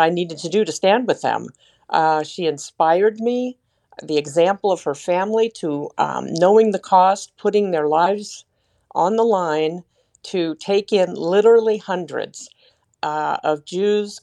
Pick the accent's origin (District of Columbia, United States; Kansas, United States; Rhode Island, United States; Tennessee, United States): District of Columbia, United States; Washington; I was born and raised in the Metro D C area